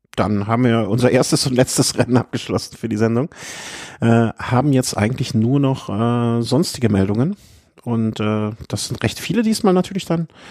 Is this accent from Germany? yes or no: yes; Cologne, North Rhine-Westphalia, Germany; ich als Kölner